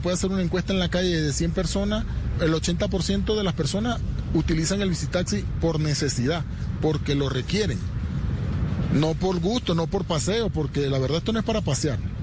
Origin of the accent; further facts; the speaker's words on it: Venezuela; moved away as an adult; now in Bogotá, Colombia; Soy venezolano